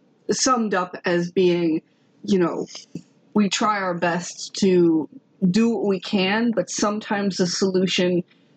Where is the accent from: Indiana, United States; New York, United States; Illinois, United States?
Indiana, United States; moved away; I'm from Indiana.